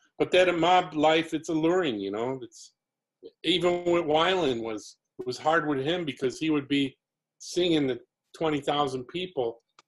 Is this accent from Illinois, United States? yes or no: yes; Elmhurst, Illinois, United States; moved away; where I grew up around Elmhurst, Illinois